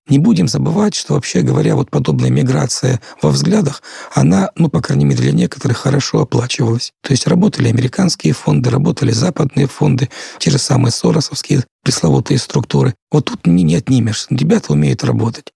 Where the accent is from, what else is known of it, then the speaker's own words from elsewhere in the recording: Donetsk, Donetsk Oblast, Ukraine; moved away; also born or lived in Kharkiv; я из Донецка